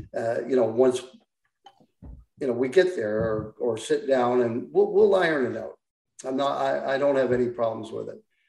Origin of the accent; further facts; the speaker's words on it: Ottawa, Ontario, Canada; Yeah, and, you know, plus I'm from Ottawa.